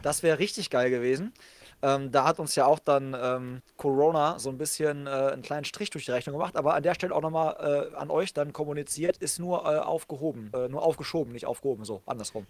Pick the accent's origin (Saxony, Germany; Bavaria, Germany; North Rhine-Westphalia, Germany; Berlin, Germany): North Rhine-Westphalia, Germany; Hagen; meiner Heimatstadt Hagen